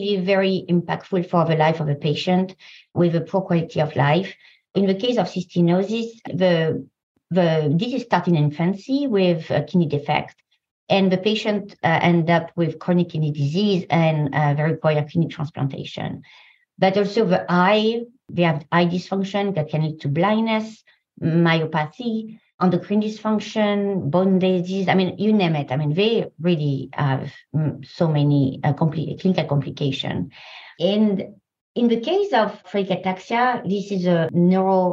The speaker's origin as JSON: {"language": "English", "country": "France", "also_born_or_lived": "Paris, France", "second_language": "English", "moved": "as an adult", "lives_now": "San Diego, United States", "said": "I come from France, as you probably can hear."}